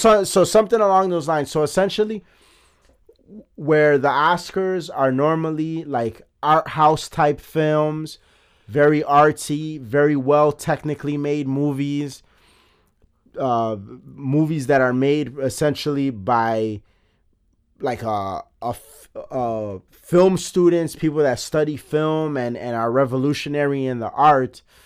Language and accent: English; Chicago, Illinois, United States; I'm from Chicago